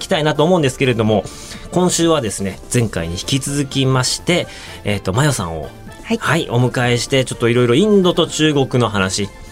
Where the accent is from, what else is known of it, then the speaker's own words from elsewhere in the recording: Otaru, Hokkaido, Japan; moved away; 実は僕が北海道ふるさとの小樽市っていうところがありまして